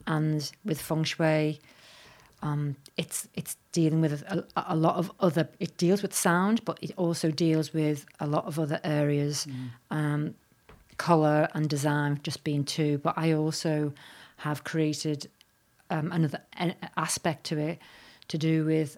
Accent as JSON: {"language": "English", "town": "Liverpool", "region": "North West England", "country": "United Kingdom", "said": "I'm originally from Liverpool"}